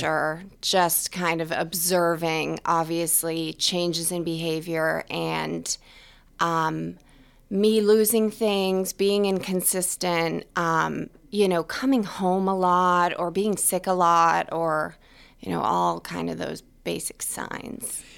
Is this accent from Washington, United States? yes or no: no; New Hampshire, United States; also born or lived in Ohio; now in Boston, United States; I'm from New Hampshire